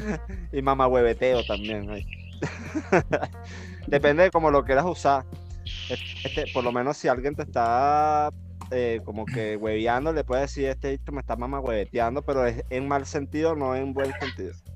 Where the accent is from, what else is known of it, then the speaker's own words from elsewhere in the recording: Caracas, Capital District, Venezuela; now in Chile; De Caracas, de la capital de, de, Venezuela